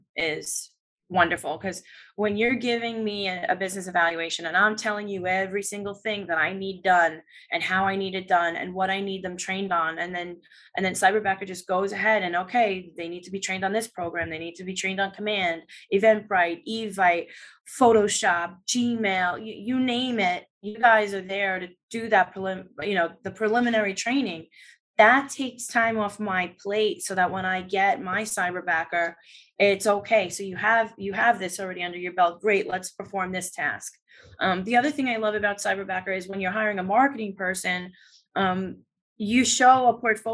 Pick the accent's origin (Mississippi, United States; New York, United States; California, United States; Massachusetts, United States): New York, United States; I'm a New Yorker